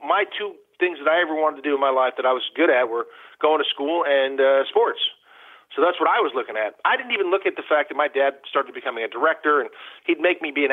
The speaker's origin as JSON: {"language": "English", "town": "Malibu", "region": "California", "country": "United States", "tie": "born or raised there", "also_born_or_lived": "Detroit, Michigan / Hollywood, California", "said": "I was growing up in Malibu, California, and I didn't know that was any different than any other place"}